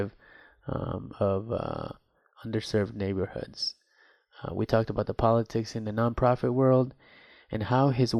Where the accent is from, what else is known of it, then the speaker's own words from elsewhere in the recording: Guatemala; now in Iowa, United States; I'm an immigrant from Guatemala and I've been living in the beautiful state of Iowa since 1995.